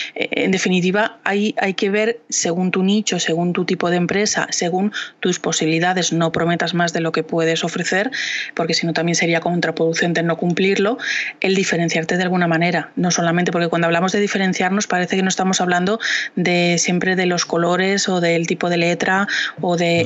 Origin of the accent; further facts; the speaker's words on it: Valladolid, Castile and León, Spain; yo soy de Valladolid